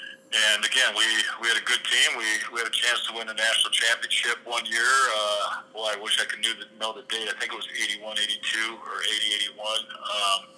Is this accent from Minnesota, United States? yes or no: yes; Owatonna, Minnesota, United States; I'm from Owatonna, Minnesota, and it's kind of the basics of where I came from, Sam.